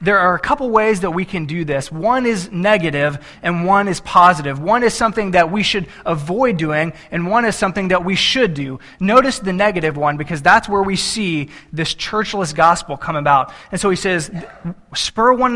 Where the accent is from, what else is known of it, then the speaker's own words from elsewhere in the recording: Texas, United States; I'm from Texas